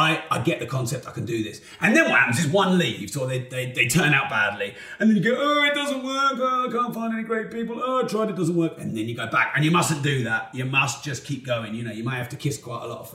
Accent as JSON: {"language": "English", "town": "Peterborough", "region": "East of England", "country": "United Kingdom", "said": "I'm from Peterborough"}